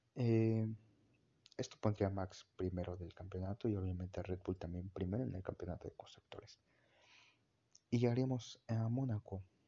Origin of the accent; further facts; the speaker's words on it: Mexico; como mexicano